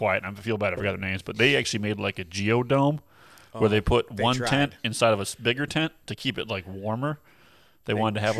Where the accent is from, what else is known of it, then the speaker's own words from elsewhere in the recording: Detroit, Michigan, United States; I've been born and raised in Detroit, right? I'm a northern guy.